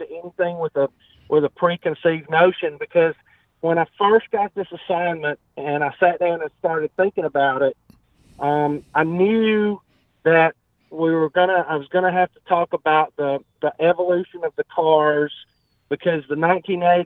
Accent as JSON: {"language": "English", "town": "Talladega", "region": "Alabama", "country": "United States", "tie": "born or raised there", "said": "I was born and raised in Talladega. I actually still live in Talladega now, about 10 miles from the racetrack."}